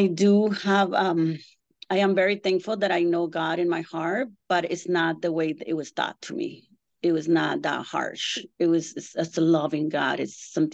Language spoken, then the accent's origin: English; Tijuana, Baja California, Mexico; also born or lived in Mexico City; I was born in Mexico City, and right after that, I was taken to, my mom took me to Tijuana, Rosarito, to an orphanage when I was 3 months old